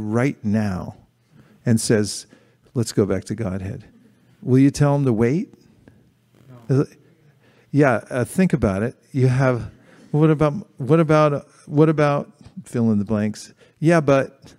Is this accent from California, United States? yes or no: yes; San Francisco, California, United States; the Gorni Thai I grew up with in San Francisco